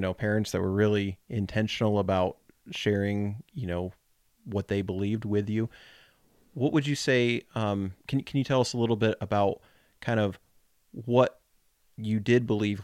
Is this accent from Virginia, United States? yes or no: no; Colorado, United States; now in Kentucky, United States; growing up in Colorado